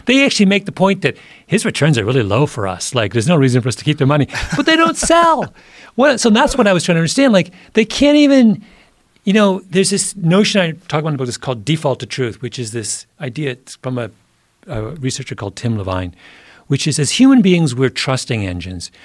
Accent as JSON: {"language": "English", "region": "Southwest Ontario", "country": "Canada", "tie": "born or raised there", "moved": "yes", "said": "my little hometown in Southwest Ontario, sleepy, you know, farm country"}